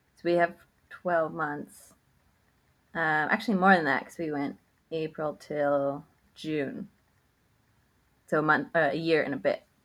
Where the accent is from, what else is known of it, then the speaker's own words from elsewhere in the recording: Canada; we're Canadian